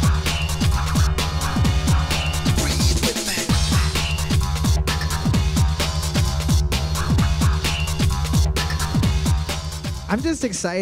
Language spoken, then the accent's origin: English; Canada; I'm Canadian